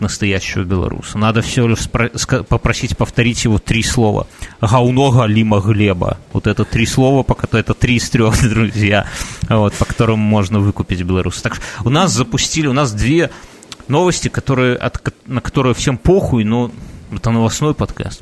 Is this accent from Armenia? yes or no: no; Belarus